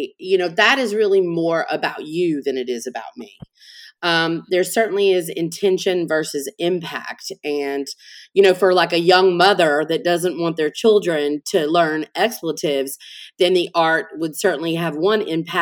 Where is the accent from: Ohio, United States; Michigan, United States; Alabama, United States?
Alabama, United States; Montgomery; now in New Orleans, United States; I'm originally from Montgomery, Alabama. So I'm not originally from Louisiana